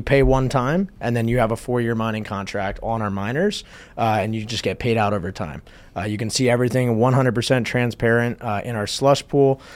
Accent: New Jersey, United States; moved away; my hometown in New Jersey

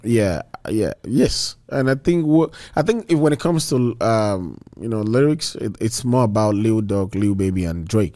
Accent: Nigeria; moved away as an adult; also born or lived in Malaysia; now in United States; back in Nigeria

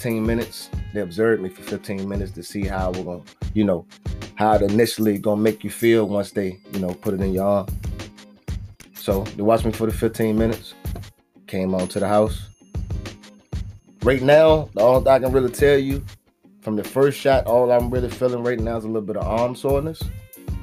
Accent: Virginia, United States; my home state, VA.

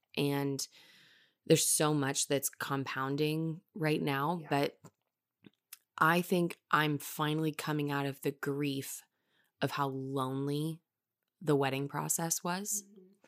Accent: Texas, United States; We're two friends from Texas

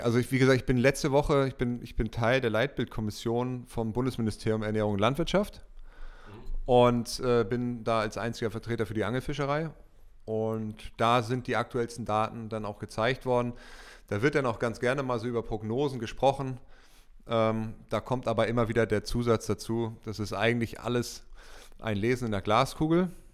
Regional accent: Germany; ich bin in der Elbe groß geworden, westlich von Hamburg

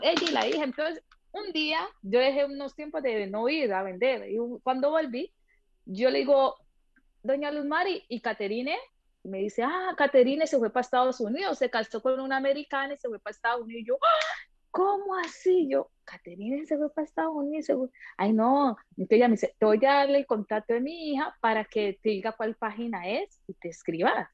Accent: Colombia; moved away as an adult; also born or lived in Italy / Australia; now in France; mi infancia en Colombia muy alegre

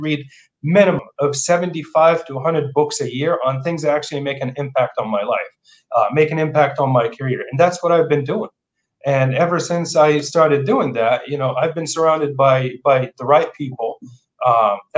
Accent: Jordan; English is a second language; moved away as an adult; also born or lived in Portland, Oregon; now in Seattle area, United States; I grew up in Jordan in the Middle East, and I came here for opportunity

